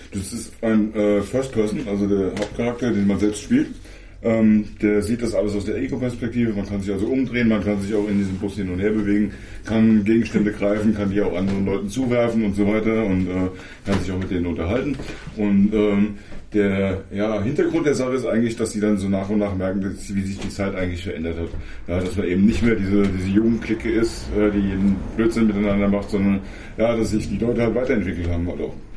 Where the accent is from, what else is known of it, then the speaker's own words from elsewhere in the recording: Germany; bei uns in Deutschland